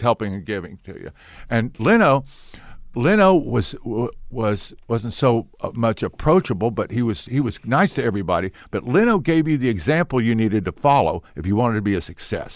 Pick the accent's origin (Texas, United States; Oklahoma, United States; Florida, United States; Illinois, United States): Oklahoma, United States; Ponca City, Oklahoma City, United States; I was in Oklahoma City until the, uh, fourth grade, and my father got promoted to a bigger church in Ponca City, Oklahoma.